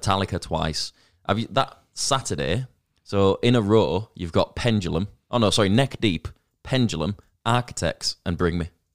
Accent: Leeds, Yorkshire and the Humber, United Kingdom

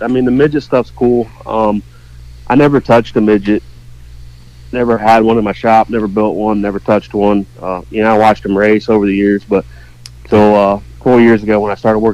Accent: Indiana, United States; Growing up in Indiana

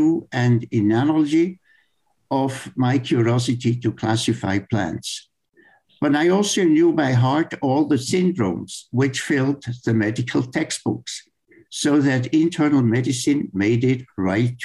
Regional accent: Emmental, Bern, Switzerland; I grew up in the Emmental, in the center of Switzerland.

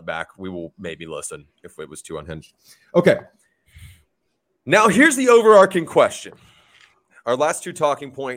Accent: Atlanta, Georgia, United States; born or raised there

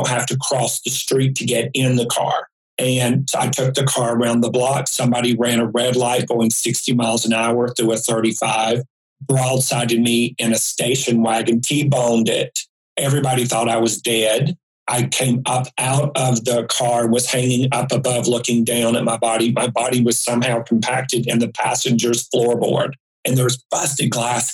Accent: High Point, North Carolina, United States; moved away as an adult; also born or lived in Raleigh, North Carolina; 6 months later, I moved from High Point, North Carolina to Raleigh, Durham. I moved from an oppressive town for me, 20 years of it.

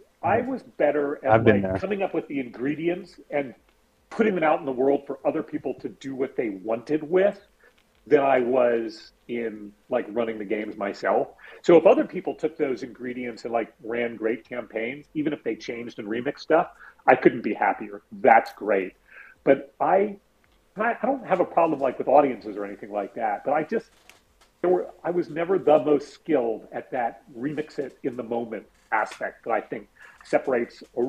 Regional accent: San Francisco, California, United States; I grew up in the Castro in San Francisco and in the 70s

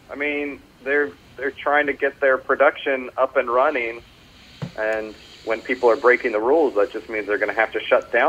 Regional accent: Orlando, Florida, United States; now in New York City, United States; I am originally from Orlando, Florida, and I've lived in New York City for most of my adult life at this point.

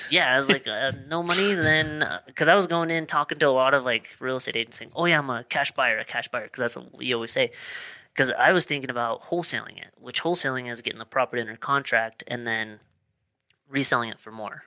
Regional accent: Marsh Valley, Idaho, United States; also born or lived in Pocatello, Idaho; I was born in Pocatello, but I, I currently live in Pocatello, but I grew up in Marsh Valley

